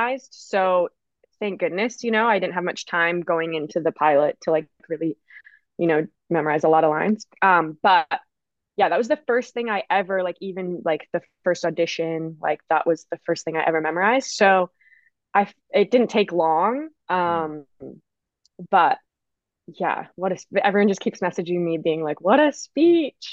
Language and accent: English; Vancouver, British Columbia, Canada; I'm from Vancouver, Canada